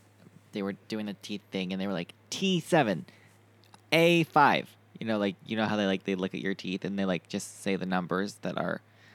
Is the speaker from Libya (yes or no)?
no; Montreal, Quebec, Canada; moved away; I got to my hometown of Montreal